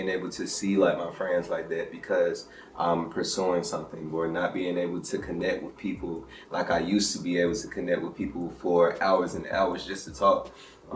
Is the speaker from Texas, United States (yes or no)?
no; Ellenwood, Georgia, United States; also born or lived in Decatur, Georgia / Gresham Park, Georgia; I spent that in Ellenwood, so I claim Ellenwood.